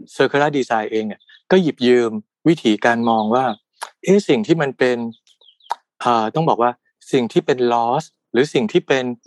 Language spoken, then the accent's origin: Thai; Udon Thani, Thailand; also born or lived in Bangkok; การกลับมาบ้านเกิดที่อุดรธานี